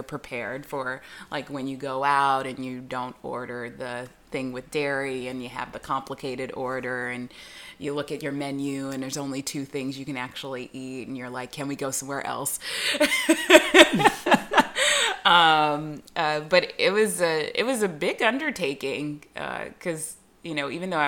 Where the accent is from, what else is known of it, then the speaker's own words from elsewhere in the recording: Southern California, United States; where I grew up, regionally, Southern California